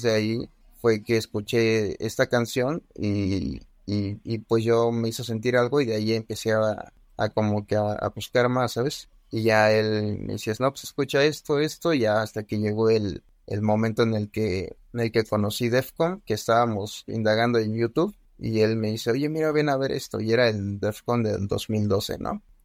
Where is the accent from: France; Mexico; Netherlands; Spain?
Mexico; Aquí en mi país